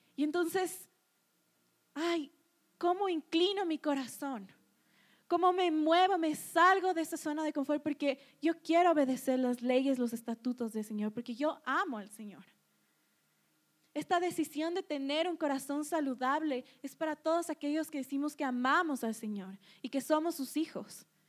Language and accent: Spanish; Ecuador; nosotros como cultura ecuatoriana